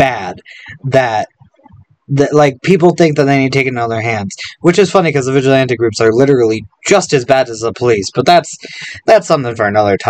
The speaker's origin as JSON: {"language": "English", "region": "Colorado", "country": "United States", "said": "I have no pride in being American"}